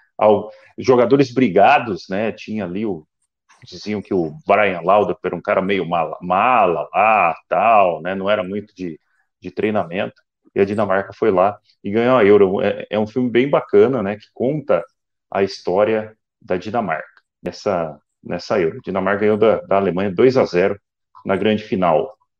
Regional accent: Paraná, Brazil; nós somos paranaenses

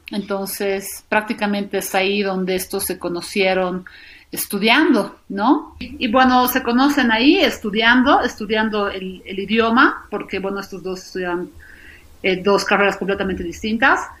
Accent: Sofia, Sofia City, Bulgaria; born there; yo nací en Bulgaria, en Sofía, Bulgaria, el 89.

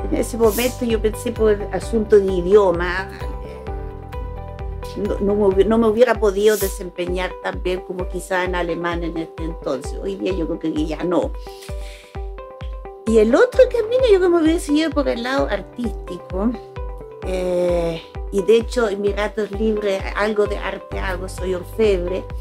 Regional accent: Colombia; now in Chile; cuando yo llegué de Colombia a Chile

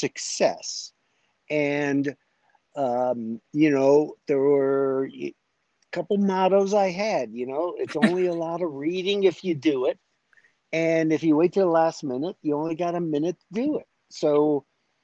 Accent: Chicago, Illinois, United States; moved away as an adult; I grew up in Chicago, inner city guy, working in steel mills

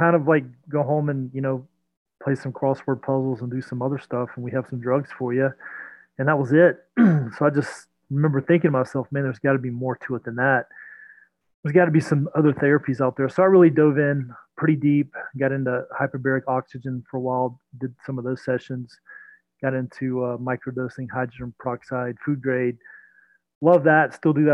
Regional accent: Belle Glade, Florida, United States; now in Atlanta, United States; I grew up down in the Florida Everglades, a small town called Belle Glade, right on Lake

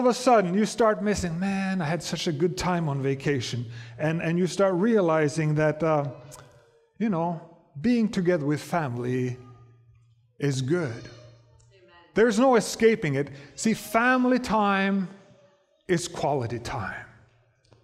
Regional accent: Norway; moved away; I come from Norway

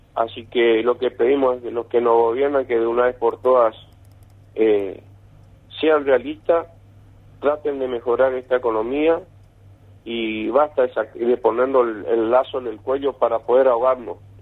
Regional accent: Argentina

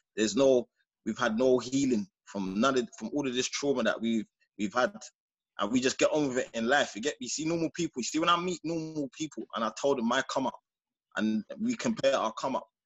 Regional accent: London, United Kingdom; I'm from Peckham

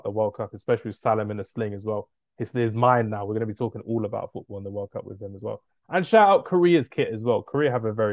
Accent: England, United Kingdom; being an Englishman

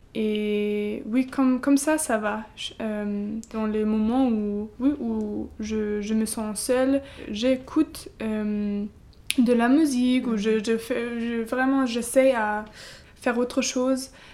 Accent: Halle, Saxony-Anhalt, Germany; French is a second language; moved away as an adult; now in France; je viens d'Allemagne. Euh, à Halle, c'est un petit village euh, dans l'est

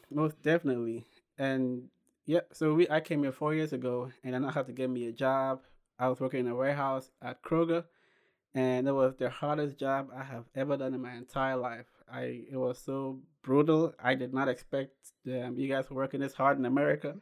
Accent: Ghana; moved away as an adult; now in United States; I was born and raised in Ghana.

